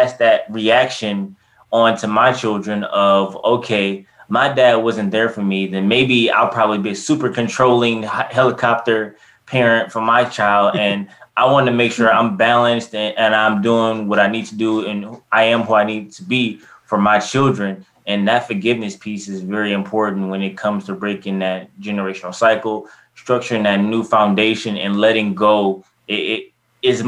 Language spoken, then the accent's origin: English; Detroit, Michigan, United States; I grew up in Detroit and never lived more than 30 minutes away from my dad